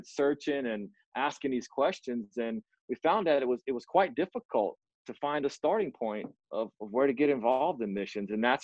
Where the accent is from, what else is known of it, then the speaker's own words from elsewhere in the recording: Hammond, Louisiana, United States; I'm from Hammond, Louisiana